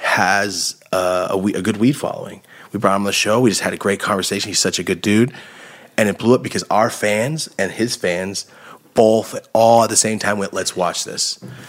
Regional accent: Merced, California, United States; Because I'm like, I'm from Merced and I'm so fucking excited.

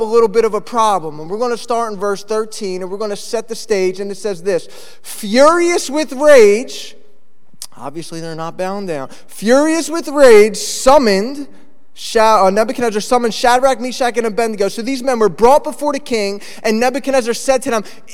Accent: Philadelphia, Pennsylvania, United States; moved away as an adult; also born or lived in Texas / Dallas, Texas; now in Cape Cod, United States; I grew up in Philly.

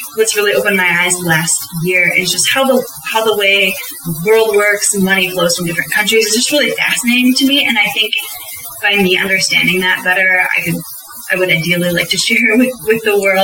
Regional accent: United States; growing up in the United States

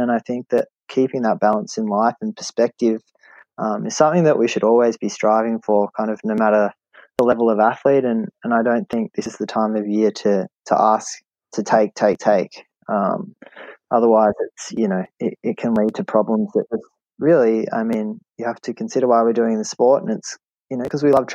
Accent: Australia; an Australian living in Australia

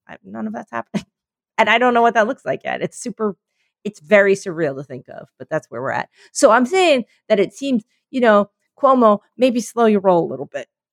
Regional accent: Pennsylvania, United States; moved away; Penn State from my home state

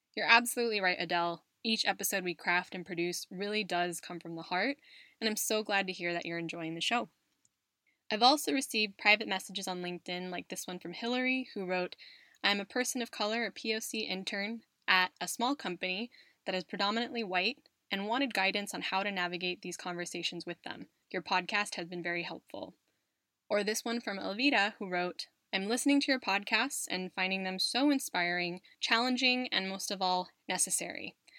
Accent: United States; moved away as an adult; now in Spain; from my home country of the US, from my adopted country of Spain

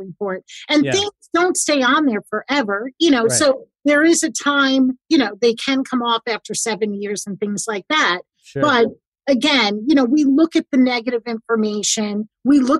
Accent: New York, United States; I'm a New Yorker

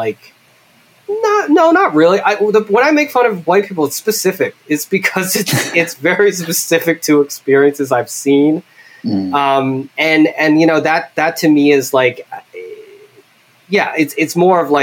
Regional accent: Philadelphia, Pennsylvania, United States; I grew up with in Philly

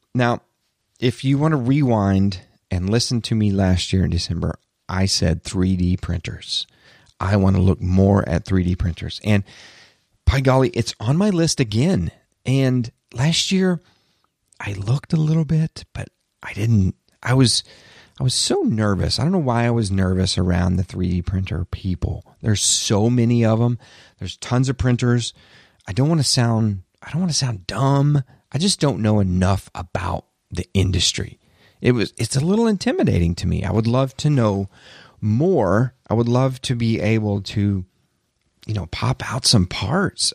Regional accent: the South, United States; I'm from the South, I can say y'all

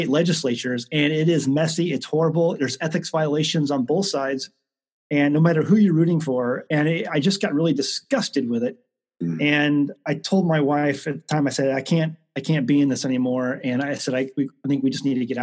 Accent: St. Louis, Missouri, United States; I grew up in St. Louis. Grew up basically in South County, South City area

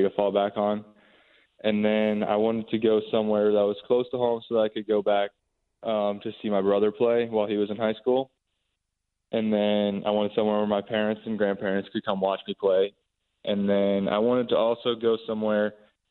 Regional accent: Indiana, United States; I'm from Indiana

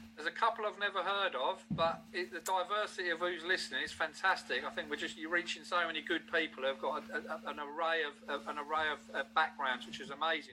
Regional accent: Newcastle upon Tyne, North East England, United Kingdom; moved away; I come from Newcastle

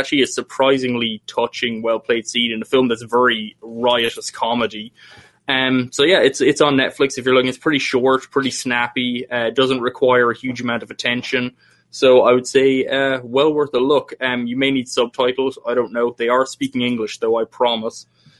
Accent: Ireland; As an Irish person, it made a lot of sense to me.

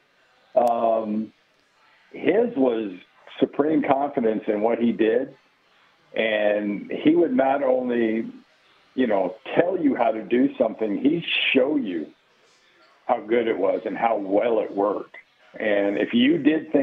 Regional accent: Los Angeles, California, United States; I grew up in the San Fernando Valley in L.A.

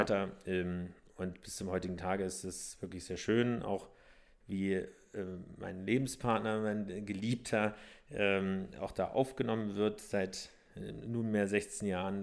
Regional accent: southern Brandenburg, Germany; born or raised there; also born or lived in Berlin

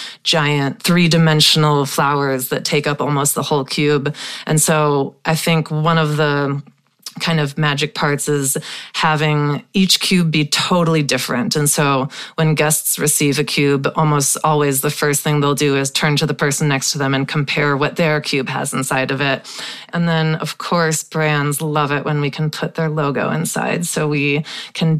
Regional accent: Wisconsin, United States; Growing up in Wisconsin

